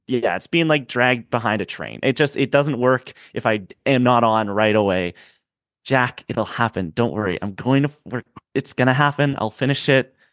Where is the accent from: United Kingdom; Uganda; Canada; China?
Canada; I'm a Canadian